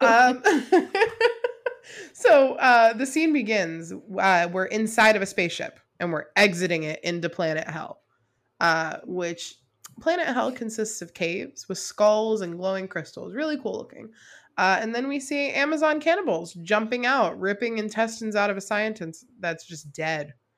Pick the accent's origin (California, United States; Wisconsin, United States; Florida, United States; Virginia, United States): Florida, United States; South; I'm from South Florida, where a good portion of the Everglades are